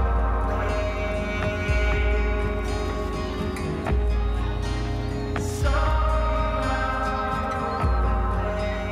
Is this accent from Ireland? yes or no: yes; Limerick, Munster, Ireland; growing up in Limerick